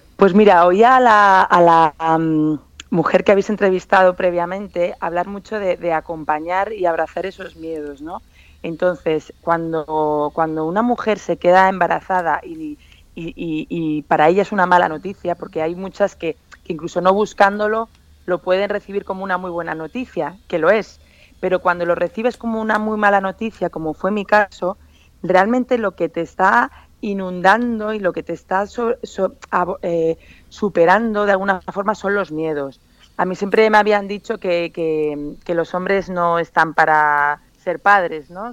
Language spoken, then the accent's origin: Spanish; San Sebastián, Basque Country, Spain; also born or lived in Macau; now in Madrid, Spain; volver a mi tierra